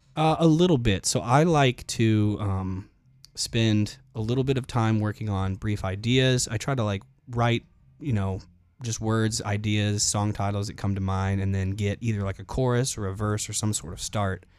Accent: Charlotte, North Carolina, United States; moved away as an adult; also born or lived in Clemson, South Carolina; now in Nashville, United States; I grew up in Charlotte, North Carolina, which was a great place to grow up

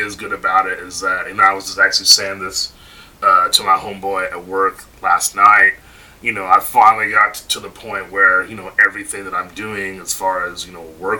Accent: the Bay Area, California, United States; moved away; also born or lived in Atlanta; I grew up in the Bay.

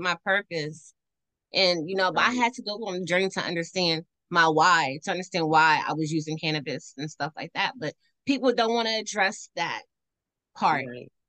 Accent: Washington, District of Columbia, United States; I'm from Northwest DC

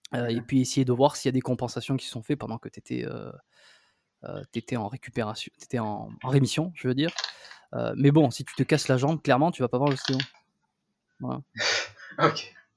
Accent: south-west France, France; accent: French; moved away as an adult; also born or lived in Bordeaux; now in Montreal, Canada; je suis né en France, dans le, le sud-ouest, j'ai fait mes études là-bas.

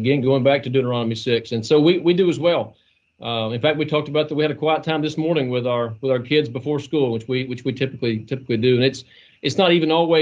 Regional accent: Mayfield, Kentucky, United States; I grew up about 3 miles from where I'm sitting right now, here in Mayfield, Kentucky.

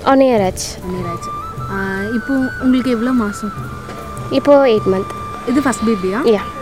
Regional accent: Namakkal, Tamil Nadu, India; now in Coimbatore, India; எங்கள் சொந்த ஊர் நாமக்கல்

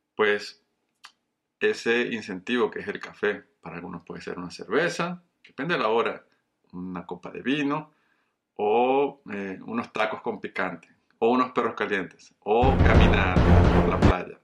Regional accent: Venezuela; moved away as an adult; also born or lived in Colombia / Caracas, Venezuela; now in Coral Springs, United States; soy un colombiano criado en Venezuela

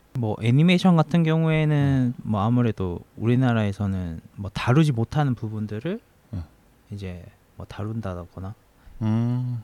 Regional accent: South Korea; 제가 지금 한국 사람이고

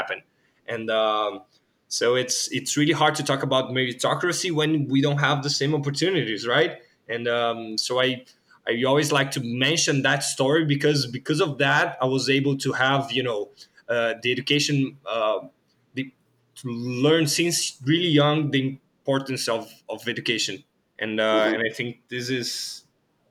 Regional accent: Rio de Janeiro, Brazil; English is a second language; moved away; also born or lived in Sao Paulo; I was born in Rio de Janeiro, in a really low income place there.

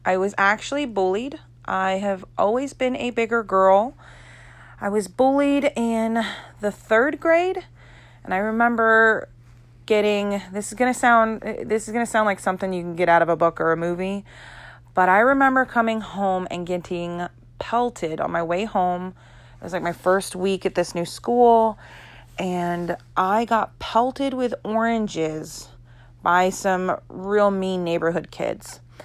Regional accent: Florida, United States; I am from Florida.

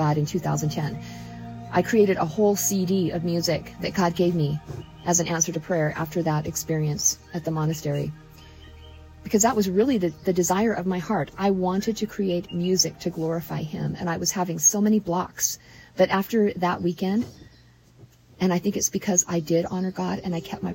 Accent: Utah, United States; moved away; I was born and raised in Utah

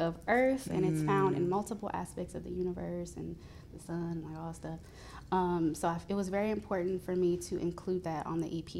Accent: Nashville, Tennessee, United States; also born or lived in Milwaukee, Wisconsin; I was born in Milwaukee, Wisconsin, but I grew up in Nashville, Tennessee, grew up in the Antioch area most of my life

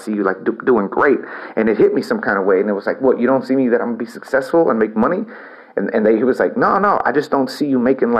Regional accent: El Campo, Texas, United States; moved away; also born or lived in Houston, Texas / Austin, Texas; my experience in my hometown of El Campo was toxic

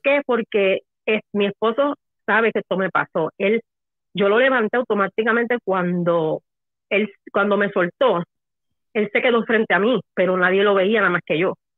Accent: Puerto Rico; now in Florida, United States; Yo soy de Puerto Rico.

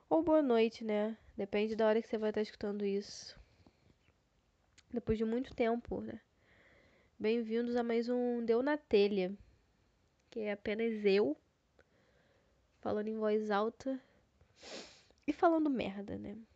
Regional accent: Rio de Janeiro, Brazil; Visto que eu sou carioca e o Rio de Janeiro tá passando por uma nevasca

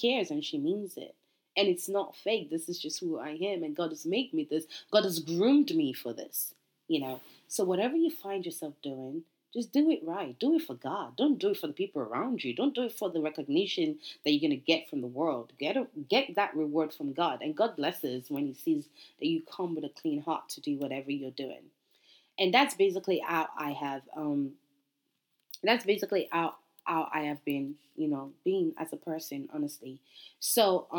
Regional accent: Nigeria; I'm Nigerian

